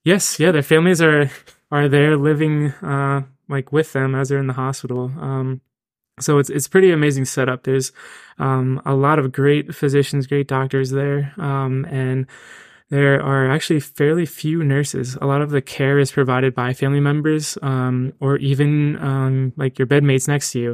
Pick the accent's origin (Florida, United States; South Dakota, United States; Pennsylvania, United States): Pennsylvania, United States; Reading; moved away as an adult; now in Hershey, United States; I'm originally from Reading, Pennsylvania